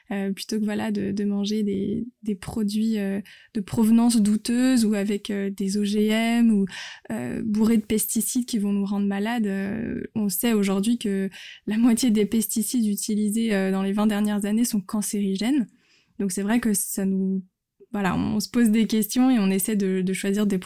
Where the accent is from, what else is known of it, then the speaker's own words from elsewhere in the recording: France; C'est vrai qu'en tant que Français, l'art de la table et de, de manger, et comme tu dis, de partager, c'est très important.